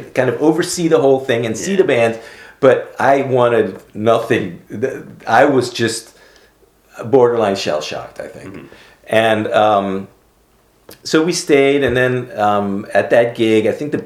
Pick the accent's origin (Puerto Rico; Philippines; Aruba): Aruba; moved away as an adult; also born or lived in Amsterdam, Netherlands / Philadelphia, United States; Growing up in Aruba